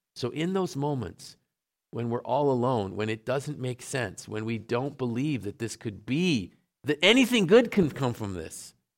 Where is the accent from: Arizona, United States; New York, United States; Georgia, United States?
New York, United States; Syracuse; I grew up in Syracuse